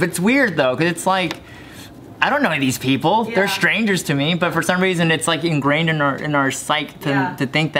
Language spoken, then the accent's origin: English; Dallas, Texas, United States; also born or lived in Orlando; now in Los Angeles, United States; I'm originally from Dallas.